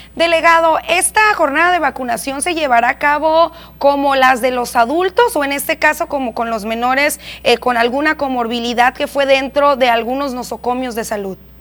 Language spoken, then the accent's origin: Spanish; Mexico; como buenos mexicanos